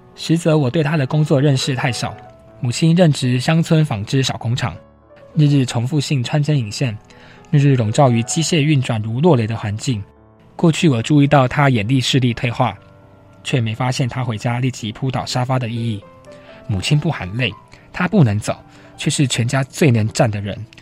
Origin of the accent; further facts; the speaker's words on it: Danei, Tainan, Taiwan; 住在台南嘛，一个乡下，嗯。我的家是叫大， 在大内，台南的大内